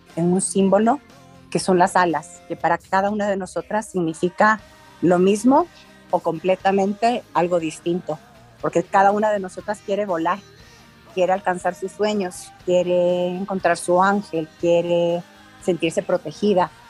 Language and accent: Spanish; Ecuador; Somos ecuatorianas de carne y hueso